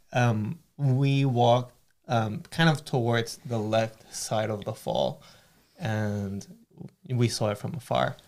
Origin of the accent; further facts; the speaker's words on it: Caracas, Capital District, Venezuela; now in Thunder Bay, Canada; I grew up around mountains. in Caracas